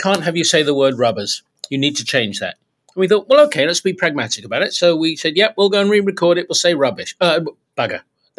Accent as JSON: {"language": "English", "region": "South East England", "country": "United Kingdom", "tie": "born or raised there", "said": "although three of us were all from Southeast London. We grew up in Kent. We went to public school there."}